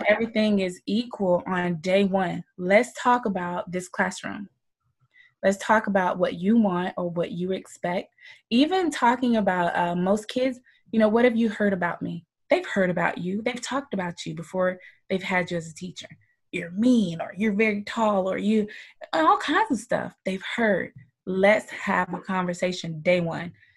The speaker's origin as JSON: {"language": "English", "town": "Moultrie", "region": "Georgia", "country": "United States", "said": "Southern girl. I'm from Georgia, small town called Moultrie, Georgia."}